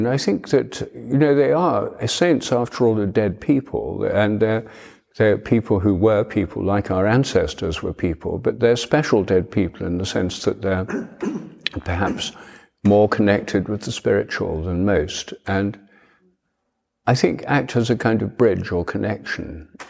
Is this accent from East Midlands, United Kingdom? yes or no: yes; Newark, East Midlands, United Kingdom; also born or lived in Worksop / Hampstead; now in London, United Kingdom; And my hometown, Newark, where I've come from today